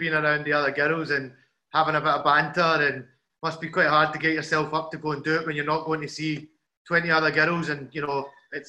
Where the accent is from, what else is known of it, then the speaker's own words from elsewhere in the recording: Glasgow, Scotland, United Kingdom; and I'm from Glasgow